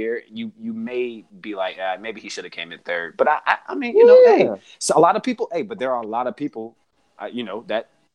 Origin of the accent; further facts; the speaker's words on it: United States; as Americans